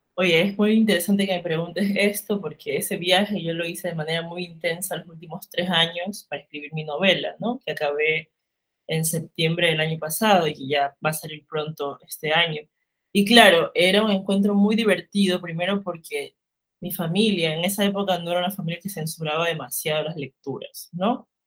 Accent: Limones, Esmeraldas, Ecuador; also born or lived in Guayaquil; soy de Ecuador, del norte del país, de una isla que se llama Limones, pero he vivido pues entre Esmeraldas, la ciudad capital y Guayaquil

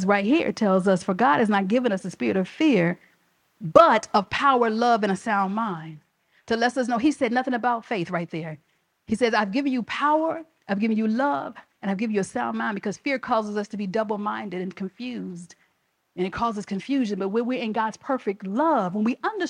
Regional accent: Chicago, Illinois, United States; I'm from the South Side of Chicago

